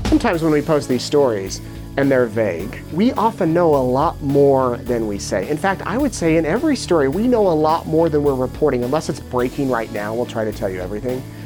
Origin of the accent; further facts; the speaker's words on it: Utah near Salt Lake City, United States; moved away as an adult; also born or lived in Richmond, Virginia; now in Idaho Falls, United States; I grew up in Utah near Salt Lake City